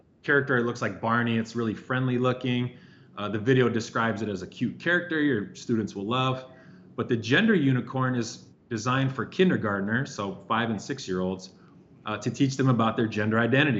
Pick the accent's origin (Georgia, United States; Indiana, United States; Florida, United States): Indiana, United States; now in Chicago, United States; I grew up in Indiana